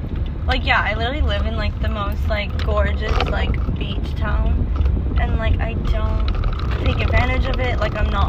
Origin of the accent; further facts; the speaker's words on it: Massachusetts, United States; accent: Boston; I say with my Boston accent.